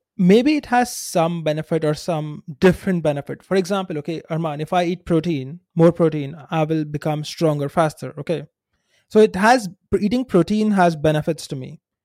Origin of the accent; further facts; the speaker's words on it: India; growing up in India